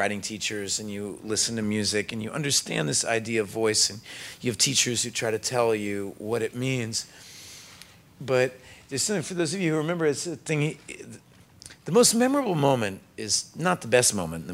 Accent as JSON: {"language": "English", "town": "Austin", "region": "Texas", "country": "United States", "tie": "born or raised there", "said": "I was born in Austin"}